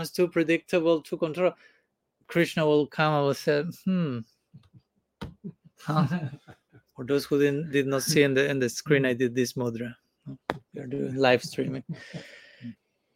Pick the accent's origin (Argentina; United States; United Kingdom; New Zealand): Argentina; now in India; I come from Argentina. I was born in Argentina. I don't come from Argentina now. I'm coming from India, but I was born in Argentina.